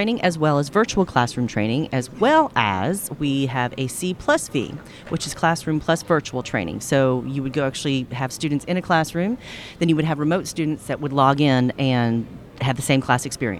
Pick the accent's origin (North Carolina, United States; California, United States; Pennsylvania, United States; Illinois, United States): North Carolina, United States; Cary; I'm from North Carolina, Cary, North Carolina.